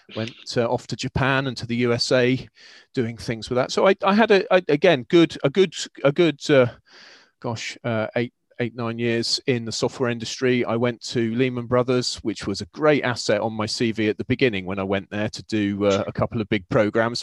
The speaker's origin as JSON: {"language": "English", "area": "Cornwall", "region": "South West England", "country": "United Kingdom", "tie": "born or raised there", "said": "I grew up in Cornwall."}